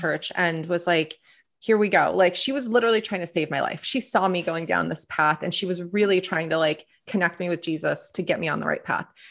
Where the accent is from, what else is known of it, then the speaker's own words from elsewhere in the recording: Southern California, United States; born and raised in Southern California